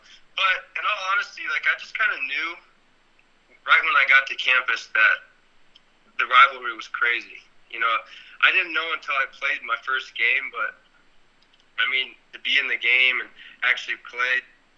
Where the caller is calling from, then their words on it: Afyon, Afyonkarahisar, Turkey; Turkey. Afyon. I don't know how to say the whole city, but Afyon.